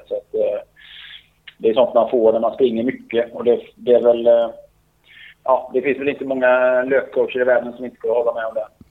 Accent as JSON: {"language": "Swedish", "town": "Borås", "region": "Västra Götaland", "country": "Sweden", "tie": "born or raised there", "said": "har ju väldigt fin terräng i Borås där jag är uppvuxen"}